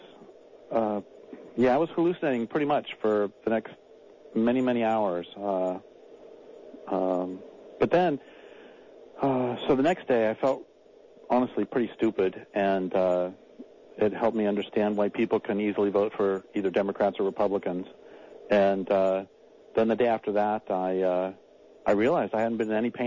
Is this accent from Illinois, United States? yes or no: no; Colorado, United States; also born or lived in Nebraska / Nevada / North Idaho / Eastern Washington; now in Crescent City, United States; I was born in Nebraska, grew up in Colorado